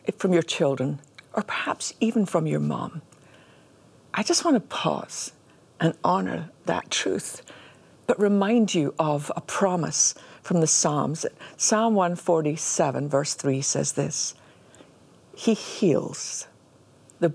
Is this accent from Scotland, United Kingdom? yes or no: yes; Scotland, United Kingdom; growing up in Scotland